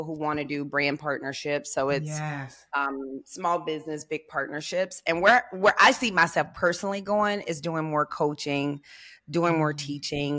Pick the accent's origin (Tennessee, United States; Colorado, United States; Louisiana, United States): Tennessee, United States; Memphis; I'm from Memphis.